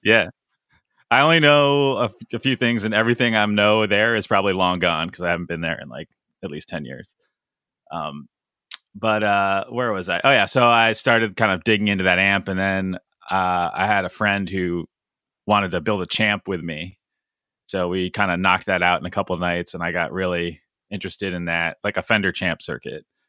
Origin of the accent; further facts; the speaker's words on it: Connecticut, United States; I grew up in Connecticut